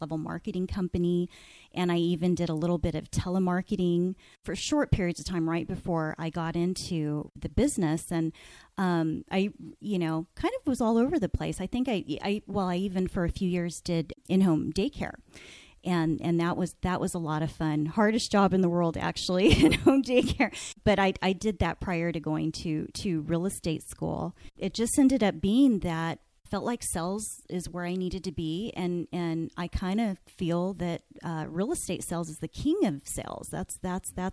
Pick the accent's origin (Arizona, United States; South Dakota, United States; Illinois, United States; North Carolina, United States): Arizona, United States; Phoenix; also born or lived in California; I was born in California, and we moved out here when I was, you know, maybe about 2 years old. And so I've lived in Phoenix. I grew up in Phoenix on the west side of town.